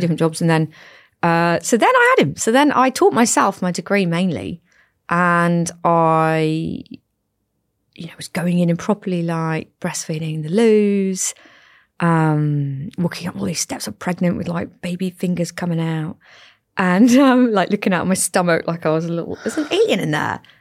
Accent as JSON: {"language": "English", "area": "Cornwall", "region": "South West England", "country": "United Kingdom", "also_born_or_lived": "the Midlands", "moved": "as an adult", "said": "I am from Cornwall"}